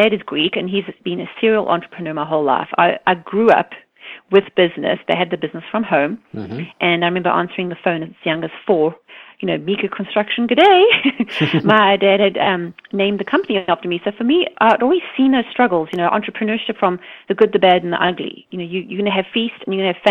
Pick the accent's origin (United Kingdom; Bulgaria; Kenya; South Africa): South Africa; now in United States; Growing up in South Africa